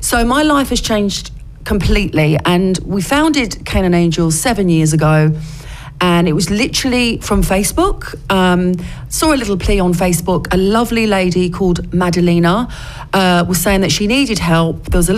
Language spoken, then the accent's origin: English; Basildon, East of England, United Kingdom; also born or lived in London; Well, yeah, I was born in London, but we moved to Essex when I was a child, and I was brought up in Essex, actually in Basildon.